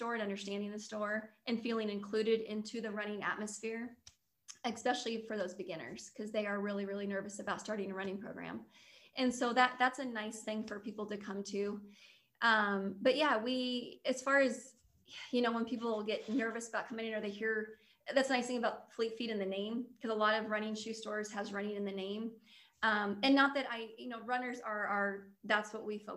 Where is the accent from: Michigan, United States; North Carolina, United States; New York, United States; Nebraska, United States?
Nebraska, United States; Lincoln; I'm from Lincoln, married and have four girls